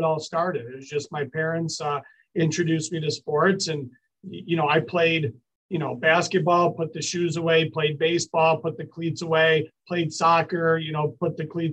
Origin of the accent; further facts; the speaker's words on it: Syracuse, New York, United States; I grew up here in Syracuse